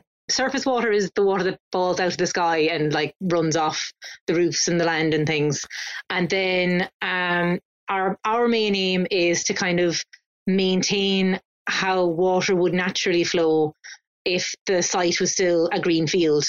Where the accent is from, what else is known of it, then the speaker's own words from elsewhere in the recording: Cork, Munster, Ireland; now in Dublin, Ireland; I'm from Cork, which is the very south of Ireland.